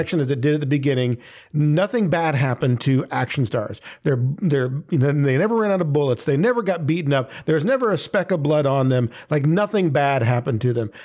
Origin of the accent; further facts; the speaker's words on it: near Chicago, Illinois, United States; moved away; I grew up near Chicago